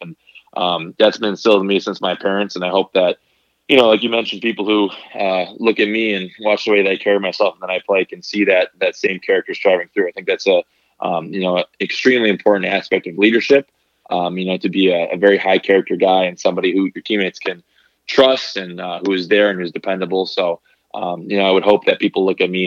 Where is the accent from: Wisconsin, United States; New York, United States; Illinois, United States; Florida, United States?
Wisconsin, United States; Green Bay; growing up, I was from Green Bay, Wisconsin.